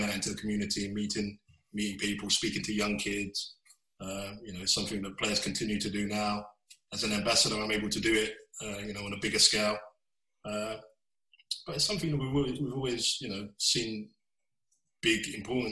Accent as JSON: {"language": "English", "region": "London", "country": "United Kingdom", "tie": "born or raised there", "said": "I grew up in Bow in East London"}